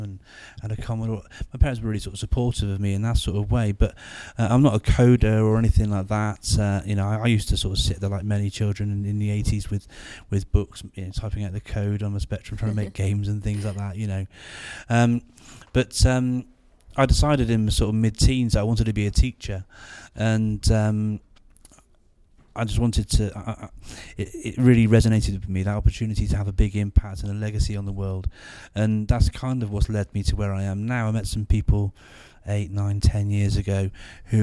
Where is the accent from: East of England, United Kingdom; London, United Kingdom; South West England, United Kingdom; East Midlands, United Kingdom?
South West England, United Kingdom; Gloucester; But yeah, so I'm from Gloucester.